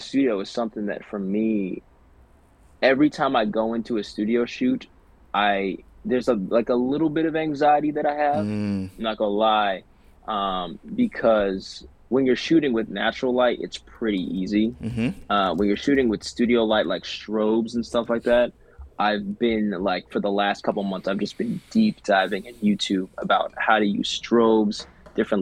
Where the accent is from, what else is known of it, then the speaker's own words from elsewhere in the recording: Catskill Mountains, New York, United States; where I grew up in the Catskill Mountains